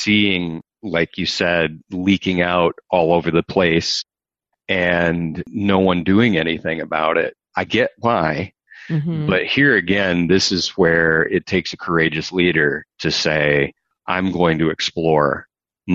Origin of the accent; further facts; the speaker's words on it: Michigan, United States; you and I come from Michigan, huge auto country